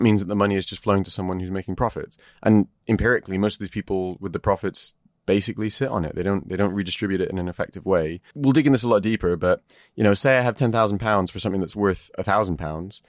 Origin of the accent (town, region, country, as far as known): United Kingdom